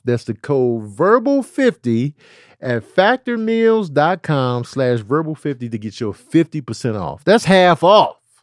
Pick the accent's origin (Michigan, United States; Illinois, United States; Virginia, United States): Illinois, United States; Chicago; moved away; also born or lived in the South (US); I had three white teachers that I remember growing up in Chicago.